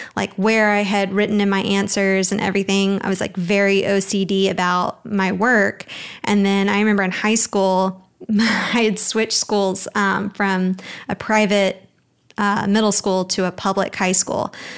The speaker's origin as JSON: {"language": "English", "town": "Birmingham", "region": "Alabama", "country": "United States", "moved": "as an adult", "lives_now": "Dallas, United States", "said": "I'm originally from Birmingham, Alabama, but I moved to Dallas almost five years"}